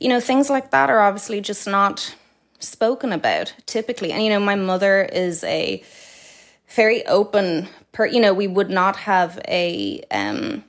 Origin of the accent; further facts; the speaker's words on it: Dublin, Leinster, Ireland; I grew up in Sandymount, very blessed childhood